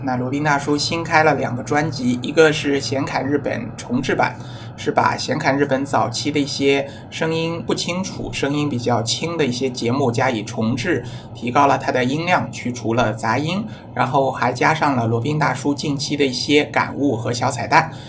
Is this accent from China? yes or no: yes; China; 就是充分发挥了我们中国人的小聪明啊